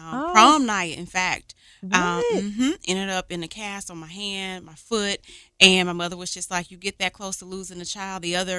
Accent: Memphis, Tennessee, United States; So I'm originally born and raised right here in the city, Memphis, Tennessee. I grew up in Whitehaven.

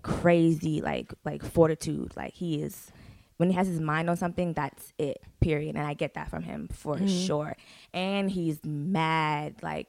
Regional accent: Parkland, Florida, United States; now in Atlanta, United States; Like I grew up in Parkland, okay. Florida. So yeah, like and it was so easy to live there.

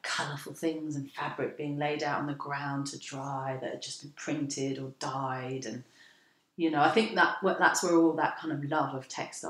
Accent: London, United Kingdom; also born or lived in Karachi, Pakistan; I'm an artist and a designer. As we were saying earlier, born and bred in London.

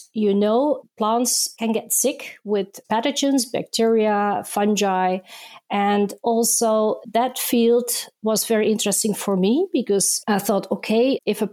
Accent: Netherlands; also born or lived in Indonesia; I was born in Indonesia, where I grew up and lived until I was 9 years old, and then we moved with my family to the Netherlands. So there I went to school and I also started my university career

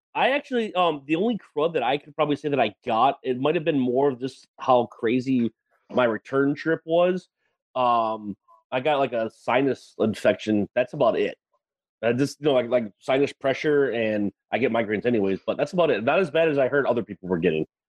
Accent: Wisconsin, United States; now in Texas, United States; I'm from Wisconsin originally

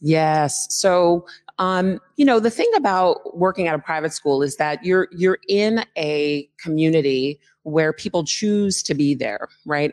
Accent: Philadelphia, Pennsylvania, United States; moved away as an adult; also born or lived in Allentown, Pennsylvania; now in Seattle, United States; I'm a Philly native uh, who is a transplant here to Seattle

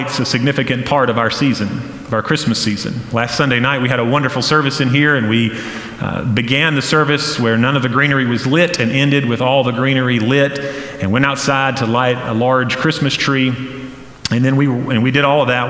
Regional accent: Flat Rock, North Carolina, United States; Growing up in Western North Carolina in Flat Rock, where I did

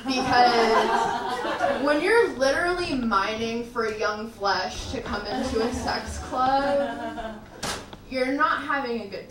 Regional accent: El Paso, Texas, United States; I grew up in El Paso, Texas

